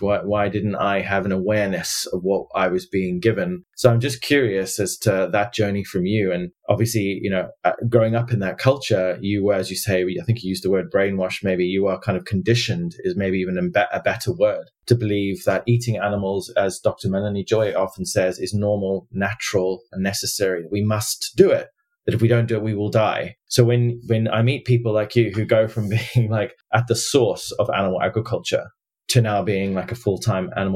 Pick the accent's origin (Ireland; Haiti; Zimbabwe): Zimbabwe; I grew up in Zimbabwe